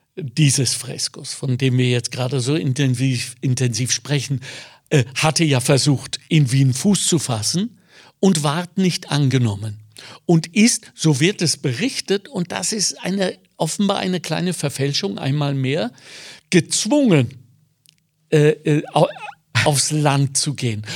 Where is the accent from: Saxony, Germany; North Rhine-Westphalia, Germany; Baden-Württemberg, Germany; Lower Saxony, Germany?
North Rhine-Westphalia, Germany; Ruhr area; now in Lower Austria, Austria; ich bin so aufgewachsen, ich komme aus dem Ruhrgebiet